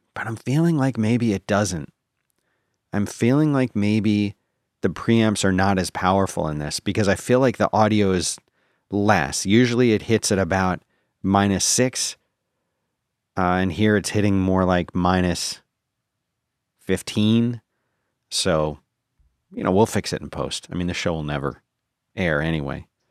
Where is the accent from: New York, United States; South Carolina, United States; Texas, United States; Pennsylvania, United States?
Pennsylvania, United States; Philadelphia; moved away; also born or lived in Abington, Pennsylvania; I grew up in Philadelphia where we had the Mummers Day Parade